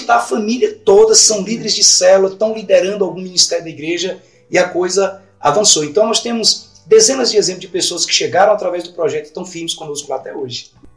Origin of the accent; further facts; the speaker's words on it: Imperatriz, Maranhão, Brazil; moved away; also born or lived in Goiânia; Eu sou de Imperatriz no Maranhão